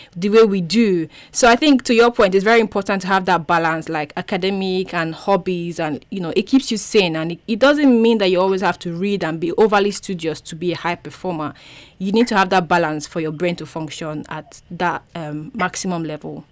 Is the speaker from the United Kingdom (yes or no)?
no; Nigeria; i was the only nigerian there